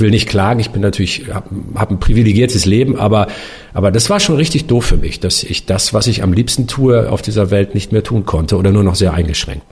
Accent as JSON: {"language": "German", "region": "Northern Germany", "country": "Germany", "said": "Ich bin ja auch ein Norddeutscher"}